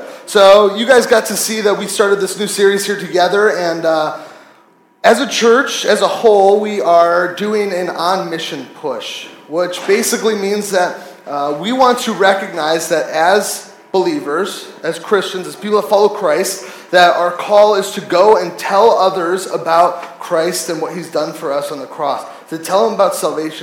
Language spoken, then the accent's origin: English; United States; I'm from America.